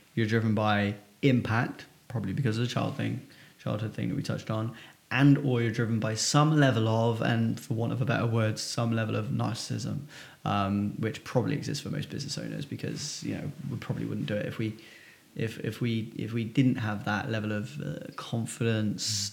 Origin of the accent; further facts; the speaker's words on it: Filton, South West England, United Kingdom; I'm from Filton, which is just north of Bristol